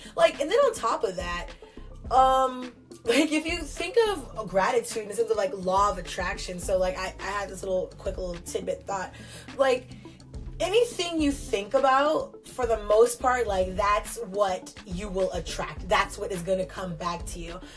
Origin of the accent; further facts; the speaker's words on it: Newark, California, United States; I'm from California